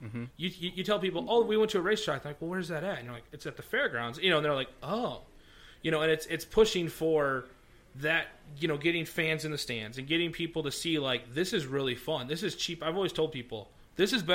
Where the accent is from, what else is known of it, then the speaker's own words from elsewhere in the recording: United States; we're from the Clinton Fulton area